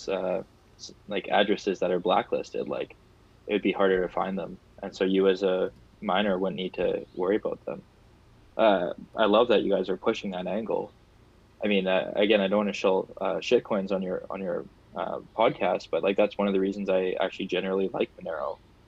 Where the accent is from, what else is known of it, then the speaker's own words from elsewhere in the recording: Canada; I'm Canadian, so I want to take pride in my country